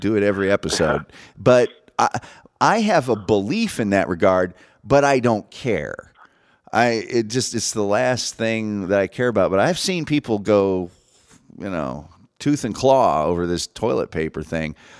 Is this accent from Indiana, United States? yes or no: yes; Indiana, United States; I grew up in Indiana